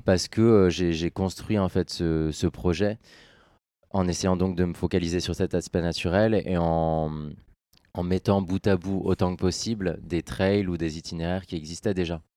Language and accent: French; Orléans, Centre-Val de Loire, France; je suis né dans la Beauce